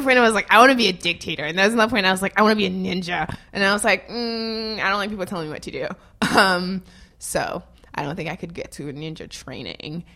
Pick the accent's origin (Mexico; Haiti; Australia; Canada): Haiti; Nord; also born or lived in Gonaïves; now in United States; I was born in Haiti